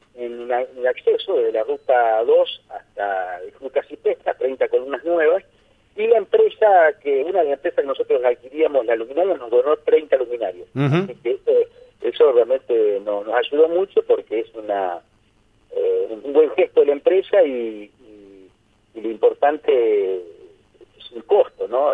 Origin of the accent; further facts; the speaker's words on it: Argentina; also born or lived in Ambrosetti, Santa Fe; como buenos argentinos